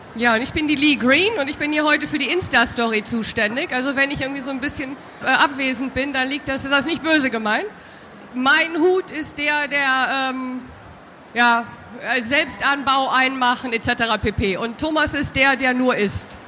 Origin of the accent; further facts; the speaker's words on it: Düsseldorf, North Rhine-Westphalia, Germany; Jetzt haben wir hier drei Rheinländer, müssen wir ganz ehrlich sagen. Wir kommen aus Düsseldorf